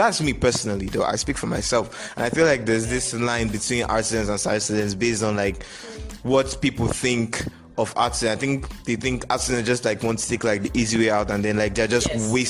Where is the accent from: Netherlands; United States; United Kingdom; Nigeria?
Nigeria; I'm from Nigeria. We all are from Nigeria.